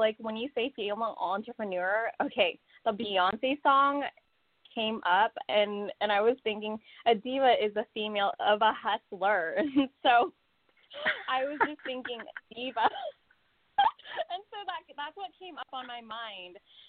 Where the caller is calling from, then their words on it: California, United States; I'm from California.